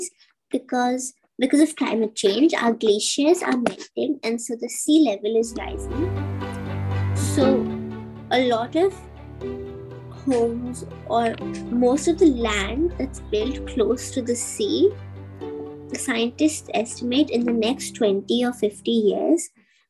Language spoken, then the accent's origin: English; Dubai, United Arab Emirates; I'm from Dubai and I'm 12 years old.